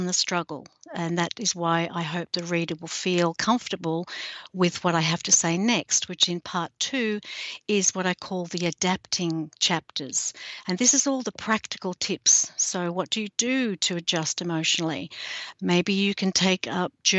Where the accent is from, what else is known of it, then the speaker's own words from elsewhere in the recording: Australia; I'm an author from Australia